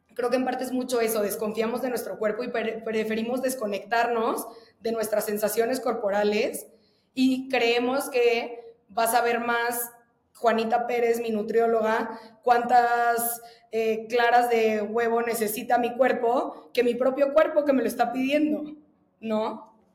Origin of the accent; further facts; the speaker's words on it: Veracruz, Mexico; moved away; yo soy de Veracruz y, justo como que creo que el ambiente en el que yo crecí y en el que viví prácticamente, la, bueno, más de la mitad de mi vida